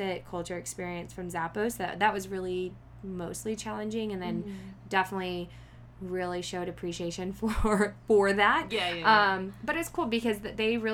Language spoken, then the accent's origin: English; Houston, Texas, United States; moved away as an adult; also born or lived in Bondi, Sydney, Australia / Los Angeles; I grew up in Houston, Texas, actually like 45 minutes of Houston. So it was a very small suburban town